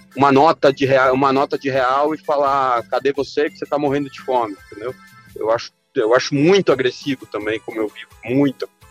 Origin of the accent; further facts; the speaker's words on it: Argentina; now in Brazil; eu como argentino que moro num país estrangeiro